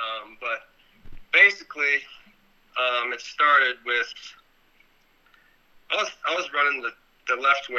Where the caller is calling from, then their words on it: Afyon, Afyonkarahisar, Turkey; Turkey. Afyon. I don't know how to say the whole city, but Afyon.